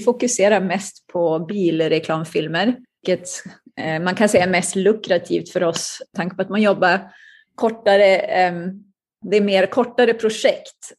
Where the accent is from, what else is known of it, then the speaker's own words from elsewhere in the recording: Umeå, Västerbotten County, Sweden; moved away as an adult; now in United States; Jag växte upp i Umeå i Västerbotten